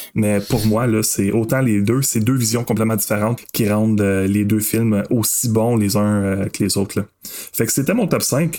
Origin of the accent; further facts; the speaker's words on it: Masson-Angers, Quebec, Canada; j'ai grandi à Masson-Angers. Ah ouais. dans un petit village à l'extérieur